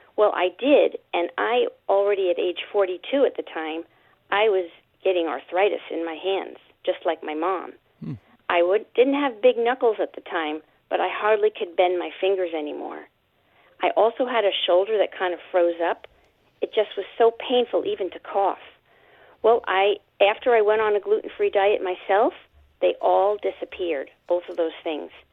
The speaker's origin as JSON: {"language": "English", "town": "New York City", "region": "New York", "country": "United States", "tie": "born or raised there", "also_born_or_lived": "Long Island, New York / Connecticut", "moved": "as an adult", "lives_now": "Ventura, California, United States", "said": "I grew up in Brooklyn, Queens, and Long Island, New York."}